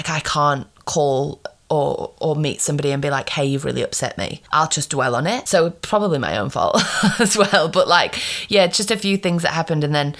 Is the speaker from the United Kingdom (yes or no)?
yes; England, United Kingdom; now in Australia; when I moved over from England to Australia, I was like, not good.